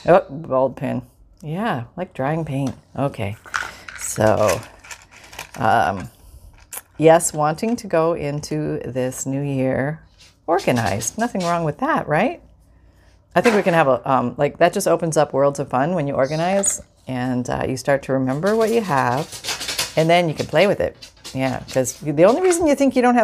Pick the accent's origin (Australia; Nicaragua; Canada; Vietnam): Canada; I'm from Canada